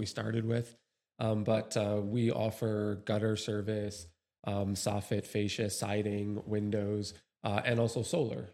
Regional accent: New York, United States; moved away; originally from New York

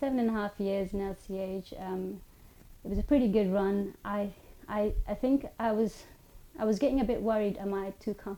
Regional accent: Oman; also born or lived in India; So I was born in India. I grew up in Oman, so I moved there when I was 5 years old.

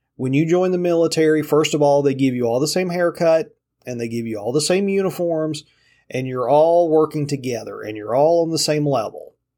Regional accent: Appalachia, mountains of Virginia, United States; I'm very proud of growing up in Appalachia

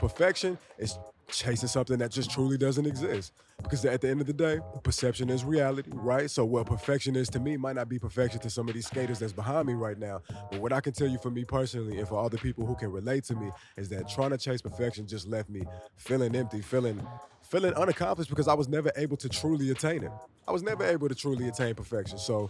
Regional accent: Dallas, Texas, United States; moved away as an adult; now in New York City, United States; I'm from Dallas, Texas. I was born and raised in Dallas.

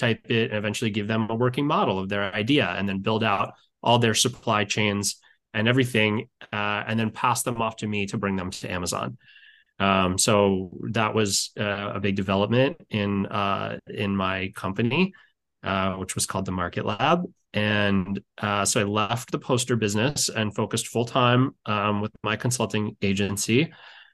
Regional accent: Baltimore, Maryland, United States; I grew up in Baltimore, Maryland, where I still live

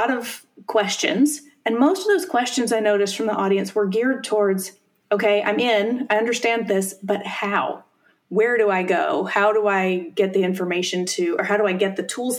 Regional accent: South Carolina, United States; moved away as an adult; now in Bay Area, United States; I grew up in South Carolina and moved out to the Bay Area after college

